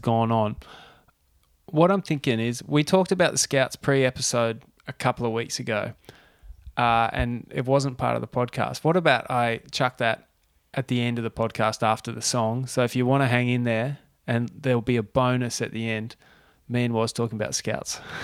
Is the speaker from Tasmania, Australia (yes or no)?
yes; Tasmania, Australia; moved away; also born or lived in Central Coast; growing up in Tassie